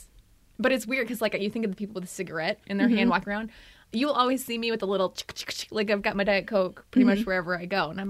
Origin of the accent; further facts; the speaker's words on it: outside of Chicago, Illinois, United States; also born or lived in Wisconsin; now in Minnesota, United States; I'm originally from outside of Chicago